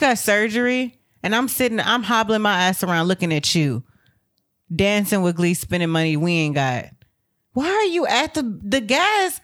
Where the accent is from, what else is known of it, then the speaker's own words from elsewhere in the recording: United States; also born or lived in Texas; as an American